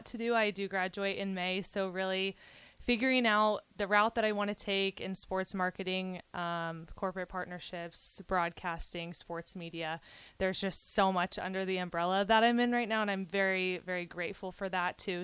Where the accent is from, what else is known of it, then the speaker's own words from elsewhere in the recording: Kansas City, Missouri, United States; I am from Kansas City, very big Chiefs fan